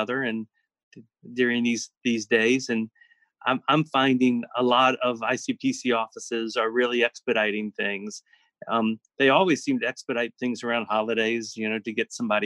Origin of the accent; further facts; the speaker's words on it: South Carolina, United States; I'm from South Carolina, and there's no place further than 4 hours away from the next